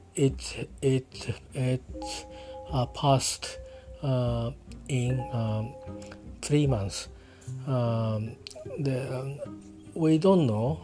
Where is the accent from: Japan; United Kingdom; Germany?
Japan; I'm talking from Japan at my hometown